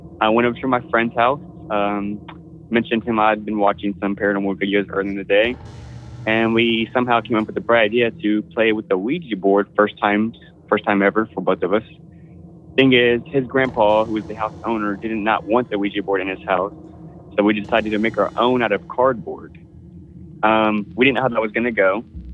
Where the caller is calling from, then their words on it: Houston, Texas, United States; calling from Space City itself, Houston, Texas